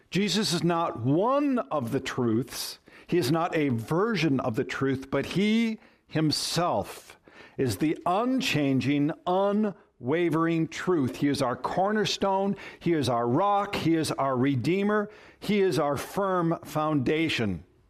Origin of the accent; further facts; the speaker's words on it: Minnesota, United States; moved away; I come from Minnesota